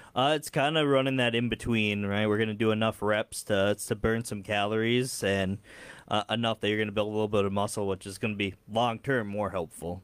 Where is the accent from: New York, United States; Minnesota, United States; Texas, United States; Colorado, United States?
Minnesota, United States; Dilworth; moved away as an adult; now in Fargo, United States; I grew up in the area, um, Dilworth and then moved to Fargo for college and stayed on the side of the river.